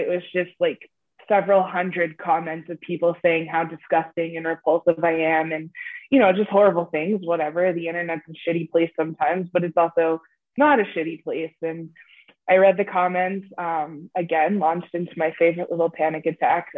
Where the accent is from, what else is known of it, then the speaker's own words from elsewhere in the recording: United States; now in Canada; I am originally American. So when I moved to Canada